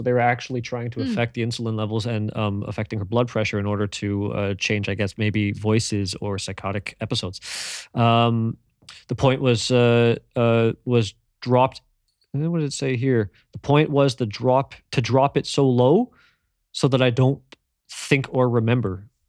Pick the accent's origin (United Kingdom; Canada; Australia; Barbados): Canada; Ontario; So I grew up in Canada, right? In Southern Ontario.